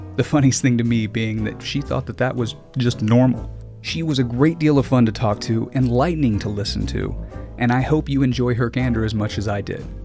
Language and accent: English; Arkansas, United States; moved away as an adult; now in Los Angeles, United States; I'm originally from Arkansas.